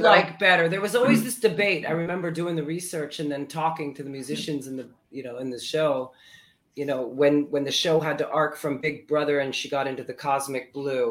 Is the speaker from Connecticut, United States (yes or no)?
no; Florida, United States; moved away as an adult; also born or lived in New Brunswick, New Jersey / Fort Lee, New Jersey; now in New York City, United States; I was um, two when we moved to Florida